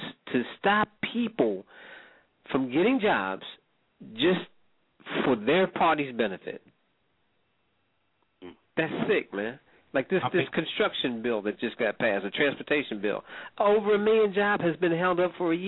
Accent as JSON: {"language": "English", "town": "Atlantic City", "region": "New Jersey", "country": "United States", "moved": "yes", "lives_now": "Germany", "said": "I'm from Jersey, but South Jersey, Atlantic City. But I'm calling from Germany."}